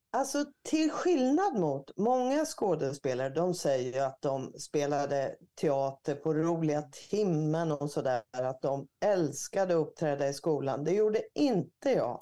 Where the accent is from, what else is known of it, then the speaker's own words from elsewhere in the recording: Örebro, Örebro County, Sweden; Strax utanför Örebro där jag är född